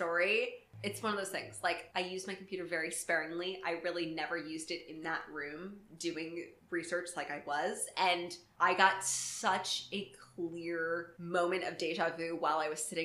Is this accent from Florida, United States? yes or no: yes; Florida, United States; moved away; also born or lived in New York / Vashon Island, Washington; I grew up in Florida.